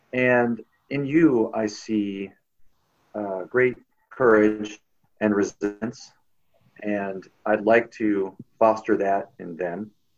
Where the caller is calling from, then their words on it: Indiana, United States; Hi, Elsie. I'm calling from Indiana, United States. And I am the dad of 2 young boys, 2 and 6.